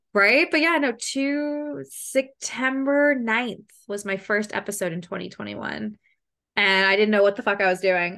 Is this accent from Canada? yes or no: yes; Canada; accent: Canadian; I'm from Canada